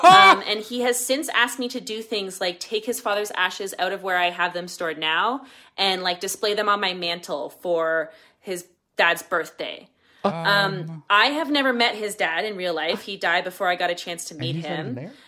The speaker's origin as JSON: {"language": "English", "town": "Calgary", "region": "Alberta", "country": "Canada", "said": "I'm from Calgary, Alberta."}